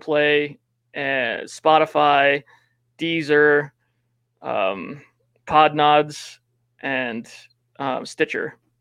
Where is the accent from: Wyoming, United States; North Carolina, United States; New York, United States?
Wyoming, United States; also born or lived in Laramie, Wyoming; I'm from Wyoming